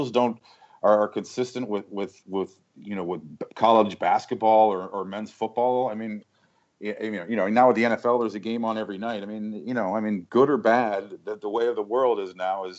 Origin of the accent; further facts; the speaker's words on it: St. Louis, Missouri, United States; now in Chicago, United States; I'm from the Midwest. I grew up in St. Louis